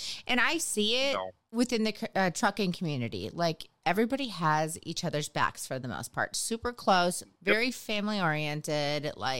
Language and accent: English; Midwest, United States; now in Texas, United States; I grew up in the Midwest myself.